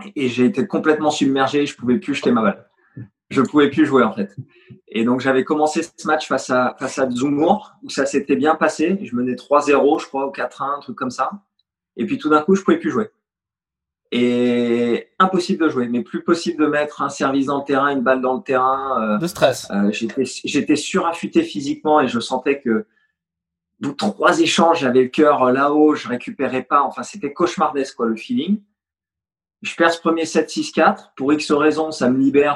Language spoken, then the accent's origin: French; Fontenay-sous-Bois, Île-de-France, France; also born or lived in Poitiers; j'ai grandi à l'US Fontenay. J'y suis resté jusqu'à 18 ans